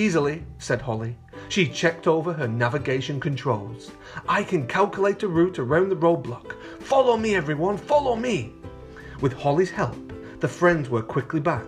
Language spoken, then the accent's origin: English; Bolton, North West England, United Kingdom; moved away; also born or lived in London; I'm actually from England, boys and girls, but I'm from the north of England in a place called Bolton near Manchester